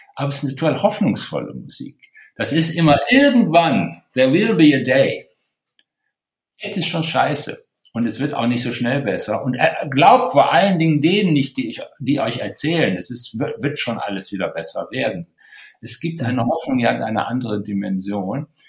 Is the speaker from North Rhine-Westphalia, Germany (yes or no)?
yes; Wuppertal, North Rhine-Westphalia, Germany; ich bin in Wuppertal geboren